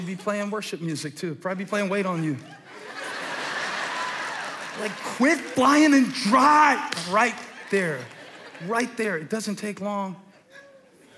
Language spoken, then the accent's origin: English; the Carolinas, United States; I'm born and raised in the Carolinas, and I'm proud of where I'm from.